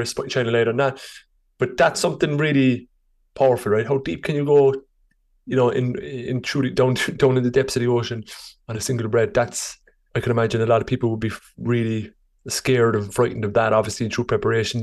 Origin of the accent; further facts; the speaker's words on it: Ireland; I'm Irish